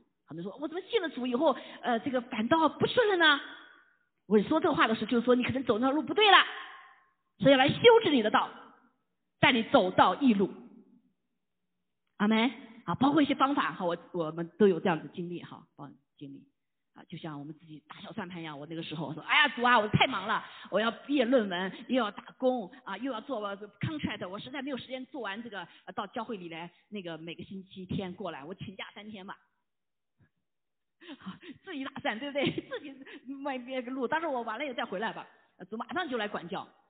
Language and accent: Chinese; China; 这一脚踩两只船，我们中国人知道怎么回事啊？